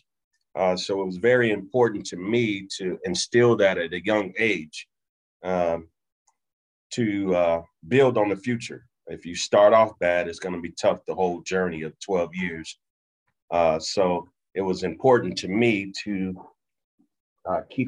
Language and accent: English; Inglewood, California, United States; I grew up in Inglewood, California